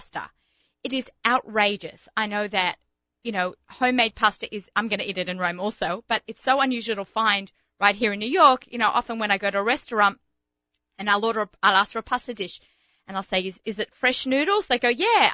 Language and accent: English; Australia; moved away; being an Australian, where there are more sheep than people.